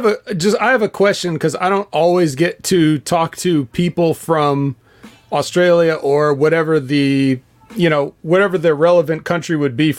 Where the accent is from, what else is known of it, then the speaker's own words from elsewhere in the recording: United States; being from America